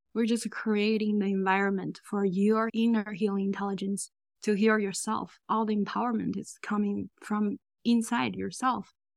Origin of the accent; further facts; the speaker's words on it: China; moved away; I grew up in China.